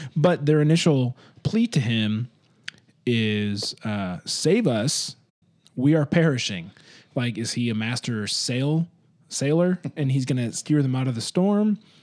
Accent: Michigan, United States; where I grew up in Michigan

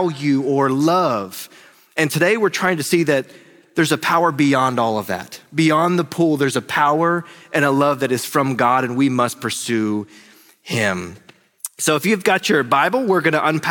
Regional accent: North Carolina, United States; I'm from North Carolina

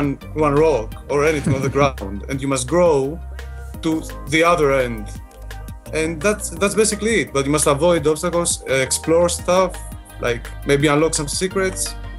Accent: Greece; now in London, United Kingdom; we live in London. I'm not from London. I'm from Greece.

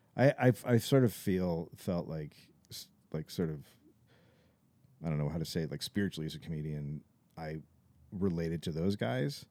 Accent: Bay Area, California, United States; moved away as an adult; also born or lived in Los Angeles; I was from the Bay Area

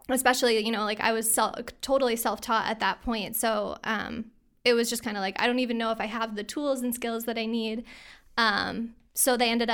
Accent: New York, United States; now in Glens Falls, United States; So I grew up in the Capital Region just outside of Schenectady. And I actually spent my summers up in Lake George.

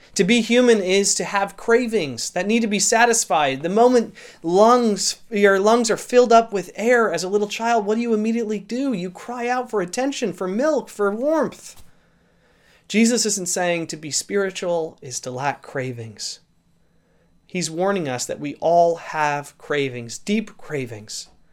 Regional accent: St. Louis, Missouri, United States; now in Canada; I actually grew up in the Saint Louis area

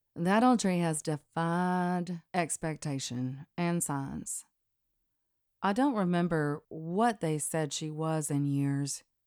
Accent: Deep South, United States; I'm from the Deep South

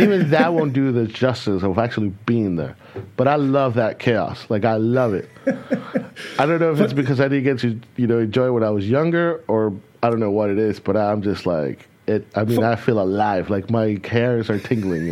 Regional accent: California, United States; moved away as an adult; also born or lived in Texas; now in Germany; I grew up in California where there was no um, no fireworks allowed.

